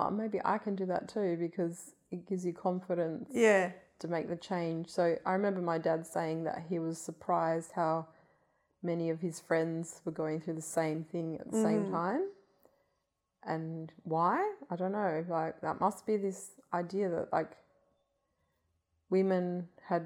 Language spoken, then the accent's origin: English; Hilton, Western Australia, Australia; that house that I grew up in Hilton